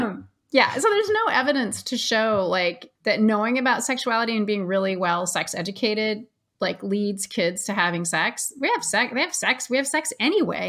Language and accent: English; Ashland, Oregon, United States; I grew up in Ashland, Oregon, which is pretty liberal.